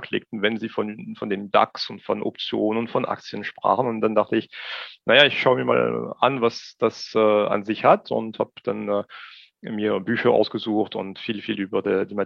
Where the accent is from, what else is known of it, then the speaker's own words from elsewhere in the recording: Strasbourg, Grand Est, France; German is a second language; moved away as an adult; now in Germany; ich bin nach wie vor Franzose, ich bin vor 44 Jahren in Straßburg geboren, lebe aber mittlerweile schon seit äh, fast 22 Jahren in Deutschland.